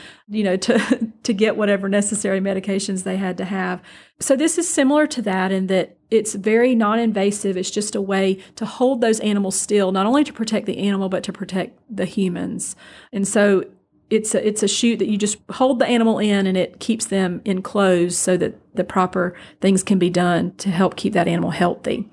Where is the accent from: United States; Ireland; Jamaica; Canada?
United States; Bainbridge, Georgia; also born or lived in Brooklet, Georgia / Statesboro, Georgia / Donalsonville, Georgia / Thomasville, Georgia; now in Moultrie, United States; I actually graduated high school in Bainbridge, Georgia